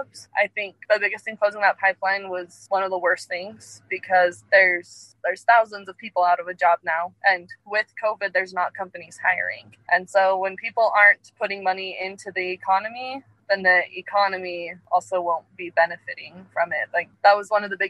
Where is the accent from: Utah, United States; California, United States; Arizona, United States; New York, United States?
Utah, United States; I am from Utah.